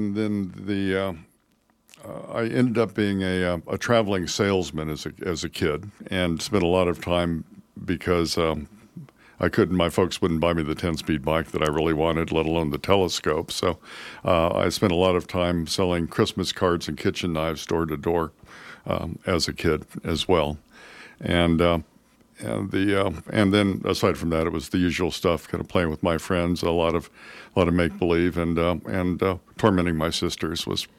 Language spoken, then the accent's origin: English; Carmel Valley, California, United States; Well, all over, but mainly in California. I'm a California boy. I was born in Carmel Valley.